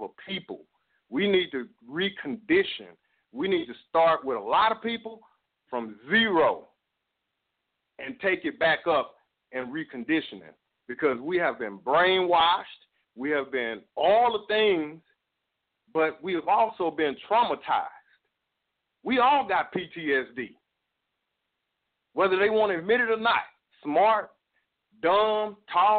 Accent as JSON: {"language": "English", "town": "Dallas", "region": "Texas", "country": "United States", "said": "I'm from Dallas, Texas"}